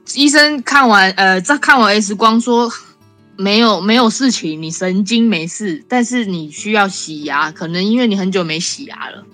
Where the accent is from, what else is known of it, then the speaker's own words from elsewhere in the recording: Taiwan; moved away as an adult; now in Canada; 我是来自台湾